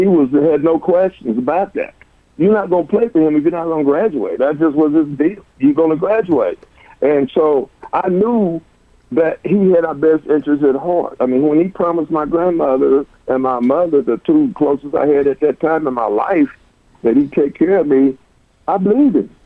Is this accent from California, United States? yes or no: no; Cleveland, Tennessee, United States; moved away as an adult; now in Oklahoma, United States; I was born and raised in Cleveland, Tennessee